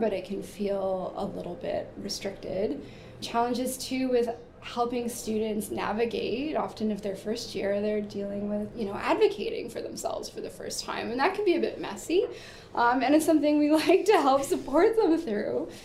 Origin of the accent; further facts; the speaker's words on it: Peterborough, Ontario, Canada; I'm from Peterborough